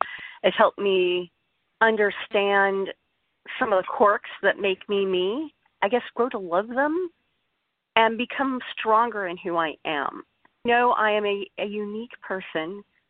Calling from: Long Beach, California, United States; I'm calling from Long Beach, California.

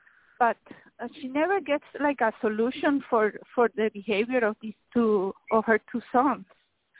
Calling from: Miami, Florida, United States; I'm calling from Miami.

